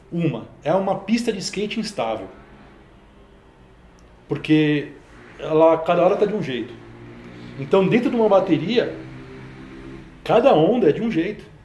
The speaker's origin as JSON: {"language": "Portuguese", "town": "Praia Grande", "region": "São Paulo", "country": "Brazil", "also_born_or_lived": "Santos", "said": "Cara, a gente é de Praia Grande. Praia Grande. É. Eu, eu nasci na Praia Grande. Na, verdade, a gente nasceu eu nasci em Santos porque não tinha hospital na época. Mas minha família já era de Praia Grande faz tempo"}